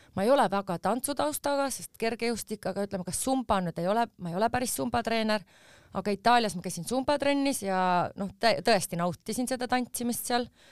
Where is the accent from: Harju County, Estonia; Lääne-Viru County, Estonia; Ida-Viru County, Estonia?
Harju County, Estonia; Tallinn; ma sündisin Tallinnas ja me elasime Mustamäel ja mu vanemad elavad siiamaani Mustamäel